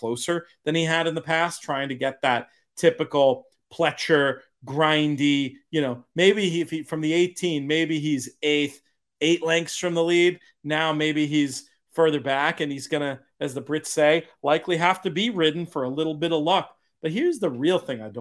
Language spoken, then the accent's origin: English; New York, United States; as a New Yorker